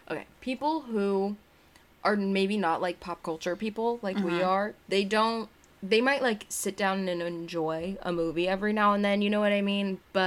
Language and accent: English; United States; I mean, I'm American.